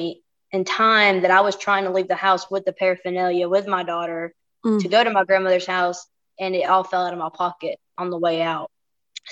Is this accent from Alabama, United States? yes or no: yes; Anniston, Alabama, United States; also born or lived in Monterey, California; I'm originally from Anniston, Alabama